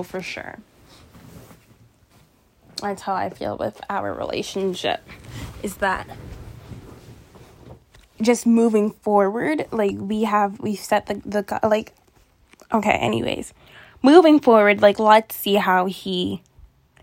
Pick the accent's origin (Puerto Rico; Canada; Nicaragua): Canada; I'm from Canada